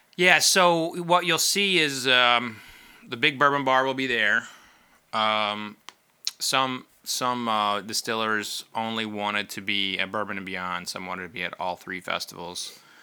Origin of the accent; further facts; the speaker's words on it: Oklahoma, United States; I grew up in Oklahoma